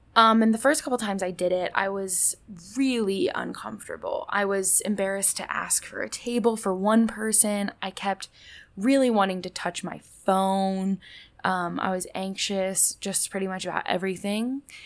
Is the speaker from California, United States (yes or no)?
no; Indianapolis, Indiana, United States; moved away; I'm from Indianapolis